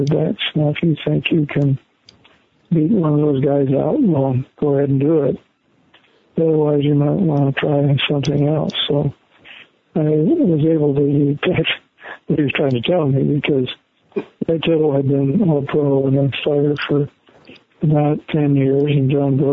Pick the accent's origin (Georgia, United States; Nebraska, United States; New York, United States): Nebraska, United States; Nebraska, even though it was my home state university